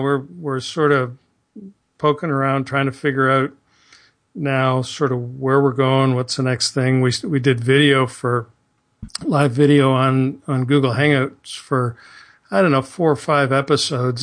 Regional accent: southern Ontario, Canada; moved away as an adult; now in Houston, United States; living in my little insulated southern Ontario place

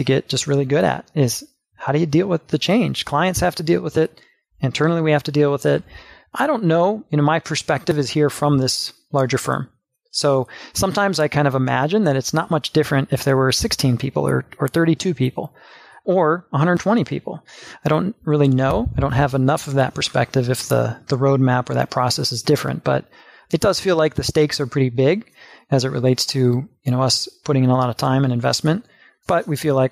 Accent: Ohio, United States; Growing up in the Midwest

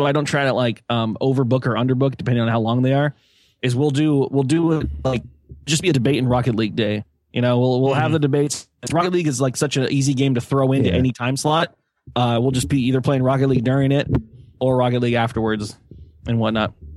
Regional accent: California, United States; I'm a Californian centrist. I'm a Californian.

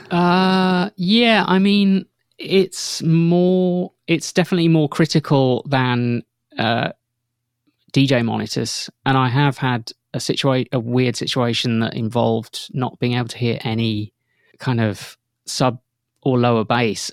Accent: outside Northampton, East Midlands, United Kingdom; I grew up outside Northampton, and, like, at night, I could hear the M one motorway

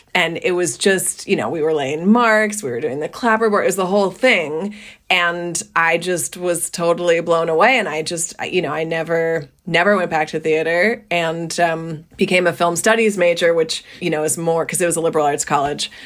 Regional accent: New Jersey, United States; I grew up in New Jersey, small town, public high school

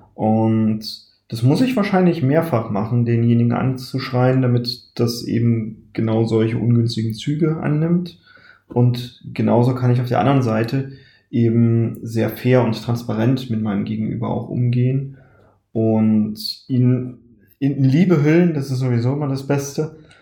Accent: Saxony-Anhalt, Germany; ich stamme ja aus Sachsen-Anhalt

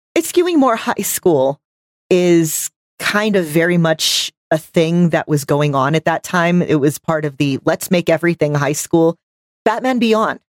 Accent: Texas, United States; I'm from Texas where football is life

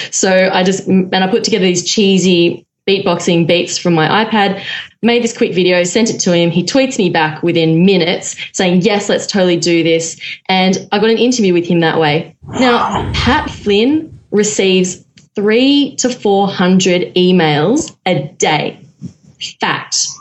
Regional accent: Melbourne, Victoria, Australia; I'm from Melbourne, Australia, and I am a former architect

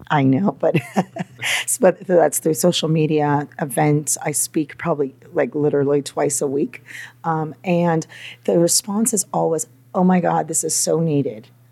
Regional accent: Napa, California, United States; also born or lived in Los Angeles, California; now in New York, United States

